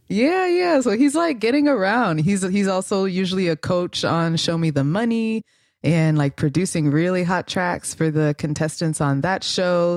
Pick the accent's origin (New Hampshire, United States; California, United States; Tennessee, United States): California, United States; Los Angeles; grew up in L A, my hometown